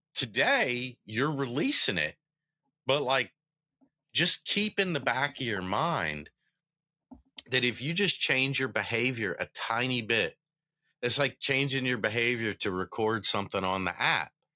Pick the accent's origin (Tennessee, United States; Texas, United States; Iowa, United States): Tennessee, United States; Memphis; I was born in Memphis, Tennessee.